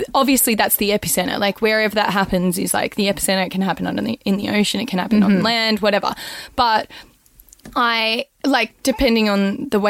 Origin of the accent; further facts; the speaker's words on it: Australia; I'm an Australian